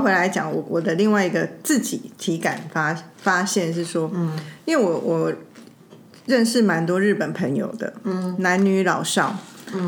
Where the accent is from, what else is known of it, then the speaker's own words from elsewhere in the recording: Taiwan; 我们台湾人